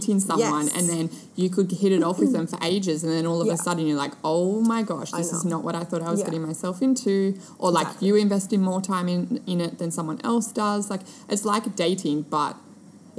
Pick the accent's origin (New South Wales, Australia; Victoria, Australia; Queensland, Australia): New South Wales, Australia; Sydney; moved away as an adult; now in Gold Coast, Australia; I'm from Sydney